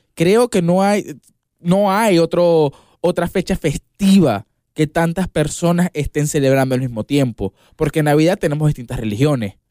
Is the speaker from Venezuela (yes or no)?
yes; Venezuela; yo soy de Venezuela